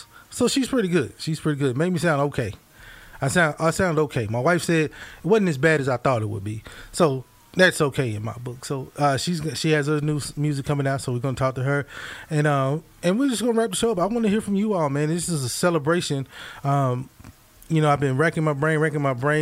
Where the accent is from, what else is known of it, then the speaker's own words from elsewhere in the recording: Mississippi, United States; now in Missouri, United States; I grew up in Mississippi